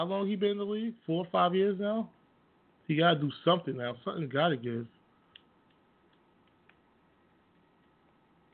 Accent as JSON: {"language": "English", "region": "New York", "country": "United States", "said": "I'm from New York"}